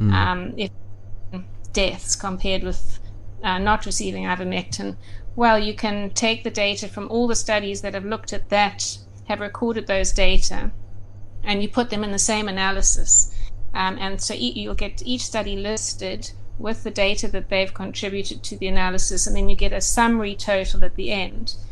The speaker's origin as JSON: {"language": "English", "town": "Durban", "region": "KwaZulu-Natal", "country": "South Africa", "tie": "born or raised there", "also_born_or_lived": "Johannesburg, South Africa / Cape Town, South Africa", "moved": "as an adult", "lives_now": "United Kingdom", "said": "I was born in Durban, and I lived there for 17 years"}